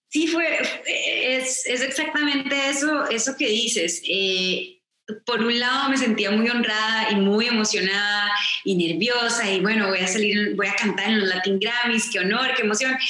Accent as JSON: {"language": "Spanish", "country": "Costa Rica", "tie": "born or raised there", "said": "soy de Costa Rica, entonces crecí escuchando boleros"}